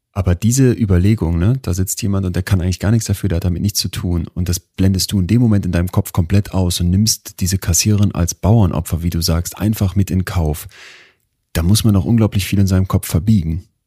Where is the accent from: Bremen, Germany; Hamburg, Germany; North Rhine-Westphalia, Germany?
North Rhine-Westphalia, Germany; Münster; ich komme aus Münster